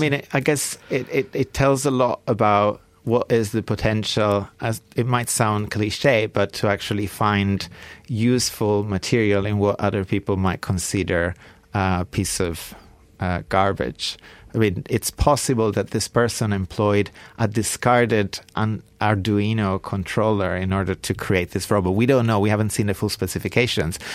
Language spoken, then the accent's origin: English; Bra, Piedmont, Italy; now in London, United Kingdom; my hometown of Bra, Italy